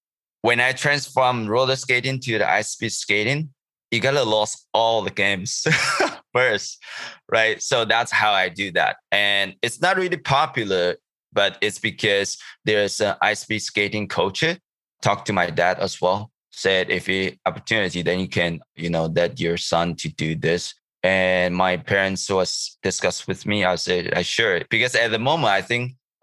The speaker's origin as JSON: {"language": "English", "town": "Taichung", "country": "Taiwan", "tie": "born or raised there", "also_born_or_lived": "Kaohsiung, Taiwan", "second_language": "English", "moved": "as an adult", "lives_now": "Vancouver, Canada", "said": "my high school is not in my hometown. I live in the city of Taichung, which is the middle of Taiwan"}